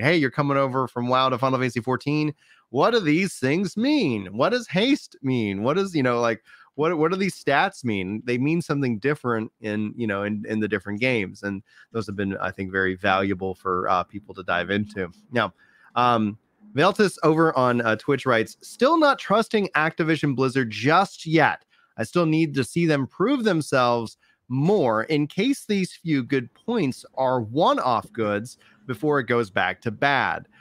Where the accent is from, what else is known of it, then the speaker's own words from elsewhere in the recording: United States; I'm American